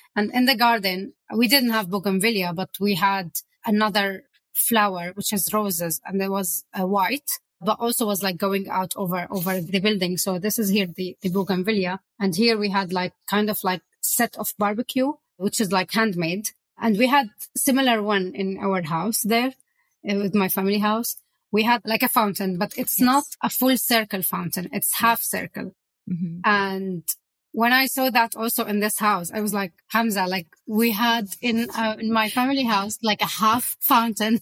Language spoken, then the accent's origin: English; Aleppo, Aleppo Governorate, Syria; moved away as an adult; now in London, United Kingdom; It's Aleppo, the city who I left behind. It's my hometown with my family where we can't be there anymore